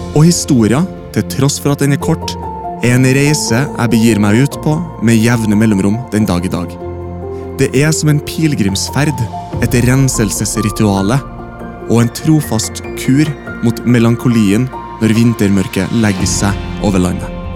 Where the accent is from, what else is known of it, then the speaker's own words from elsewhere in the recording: Norway; på Huseby bare et steinkast unna der jeg vokste opp